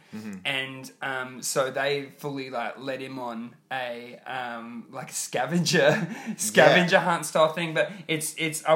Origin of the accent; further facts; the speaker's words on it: Queensland, Australia; Queensland, my home state